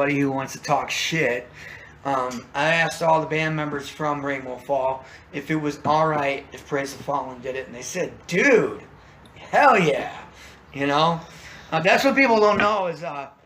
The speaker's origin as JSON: {"language": "English", "town": "Chesterton", "region": "Indiana", "country": "United States", "moved": "yes", "said": "I'm actually originally from Chesterton, Indiana"}